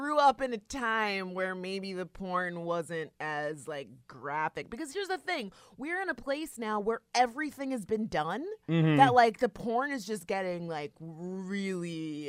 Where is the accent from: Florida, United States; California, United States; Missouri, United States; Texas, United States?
Florida, United States; and we're from South Florida, so I was like really interested in that.